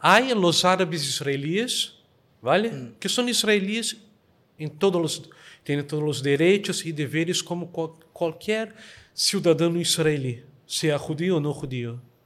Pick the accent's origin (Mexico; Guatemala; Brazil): Brazil; Rio de Janeiro; Spanish is a second language; now in Girona, Spain; Soy brasileño, ¿vale? Nací en Río de Janeiro, Brasil